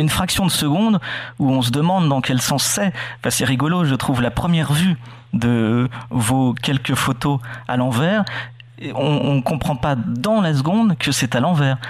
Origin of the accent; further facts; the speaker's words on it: Normandy, France; quand on est normand